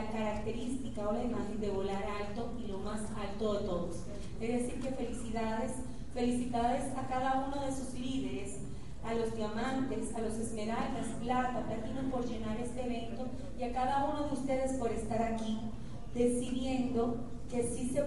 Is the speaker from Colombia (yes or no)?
no; Dominican Republic; nosotros se lo copiamos y decimos lo mismo en República